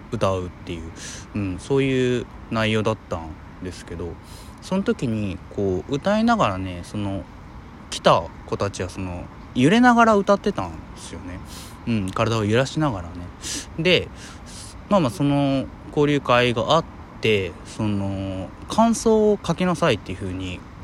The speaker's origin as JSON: {"language": "Japanese", "region": "Hiroshima", "country": "Japan", "tie": "born or raised there", "said": "僕広島出身というかまあ生まれてうんで小学校の時にそのまあ、平和学習"}